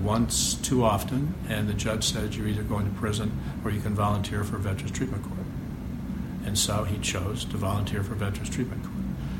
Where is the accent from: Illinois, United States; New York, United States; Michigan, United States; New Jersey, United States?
Illinois, United States; Chicago; now in Cleveland, United States; so if I wanted to remain married, I came from Chicago to Cleveland. Been here ever since.